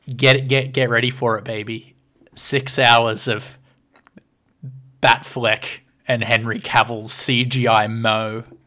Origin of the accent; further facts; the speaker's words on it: Orange, New South Wales, Australia; my hometown is now on the Australian Monopoly board as the second best place